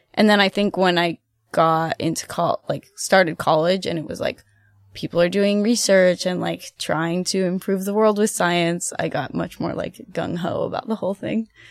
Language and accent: English; Ohio, United States; moved away as an adult; also born or lived in Athens, Ohio / Germany; now in Boston, United States; I'm from Ohio. Uh, I'm a Midwestern girl at heart